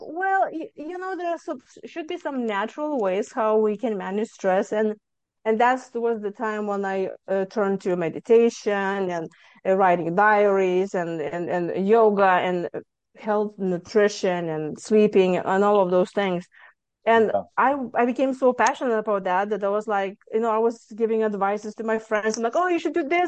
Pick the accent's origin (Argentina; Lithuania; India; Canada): Lithuania; moved away as an adult; now in Houston, United States; I'm originally from Lithuania and I came to United States mm, 23 years ago.